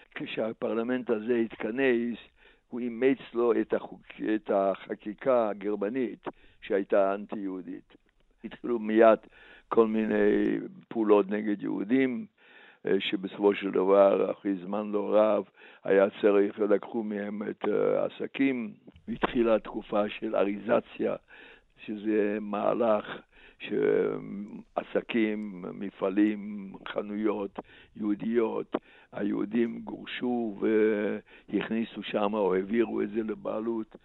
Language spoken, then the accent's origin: Hebrew; a small town in eastern Slovakia, Slovakia; Hebrew is a second language; moved away as an adult; also born or lived in Košice; now in Israel; אני נולדתי וגדלתי בעיירה קטנה במזרח סלובקיה